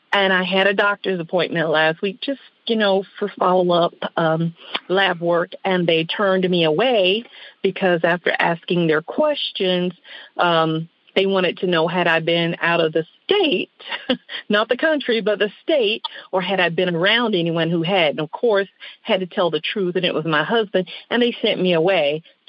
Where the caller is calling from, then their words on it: West Palm Beach, Florida, United States; I'm calling from West Palm Beach.